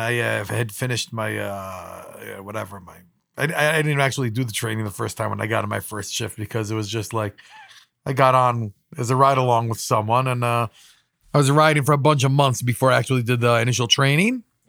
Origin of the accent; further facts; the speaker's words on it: Jerusalem, Jerusalem District, Israel; growing up in Israel